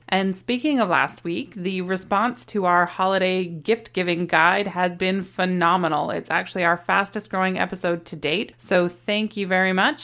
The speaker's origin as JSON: {"language": "English", "country": "Canada", "said": "We are a Canadian family of four"}